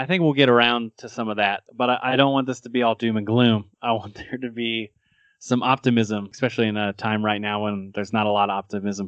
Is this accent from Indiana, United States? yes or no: yes; Indiana, United States; I grew up in Indiana